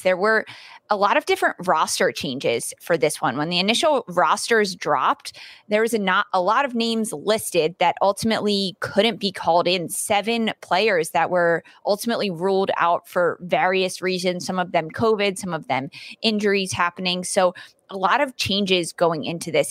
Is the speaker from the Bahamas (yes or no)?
no; Canada; a Canadian person